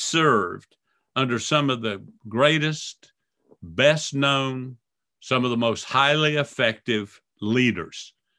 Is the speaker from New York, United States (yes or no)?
no; Miami, Florida, United States; growing up in Miami and on the beaches of Florida